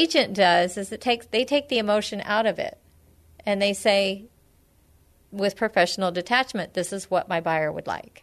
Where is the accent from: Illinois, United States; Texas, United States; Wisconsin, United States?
Texas, United States; San Antonio; also born or lived in Bandera, Texas; I grew up in San Antonio. I've been in and around the area for my entire life